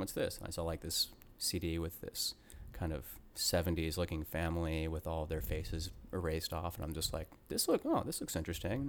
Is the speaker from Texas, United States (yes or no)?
no; Cobb County, Atlanta, Georgia, United States; now in Brooklyn, United States; I grew up in, um, Cobb County, like East Cobb County